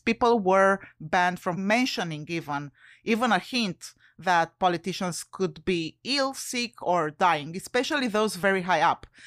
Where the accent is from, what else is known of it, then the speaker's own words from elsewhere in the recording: Romania; English is a second language; moved away; I'm originally from Romania.